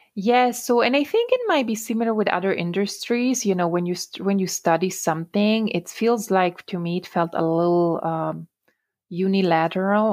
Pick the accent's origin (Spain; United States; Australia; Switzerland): Switzerland; Italian-speaking Switzerland; English is a second language; moved away; So I'm originally from the Italian-speaking part of Switzerland